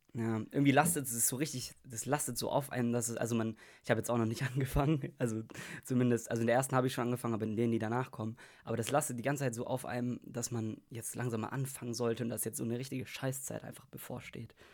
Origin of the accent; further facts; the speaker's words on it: Germany; als Deutscher